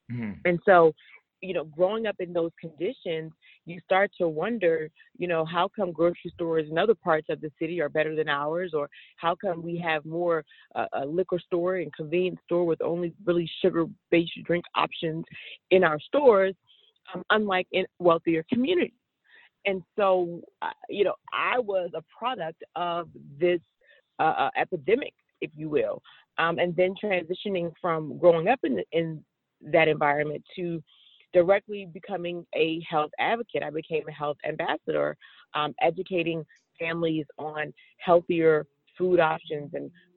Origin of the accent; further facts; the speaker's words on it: Washington, District of Columbia, United States; growing up in Washington, D.C. I grew up in what would have been considered a red line community